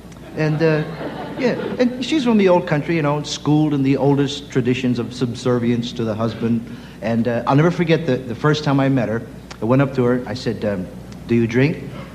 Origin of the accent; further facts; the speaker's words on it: San Francisco, California, United States; I'm of Japanese extraction, but I was born and raised around San Francisco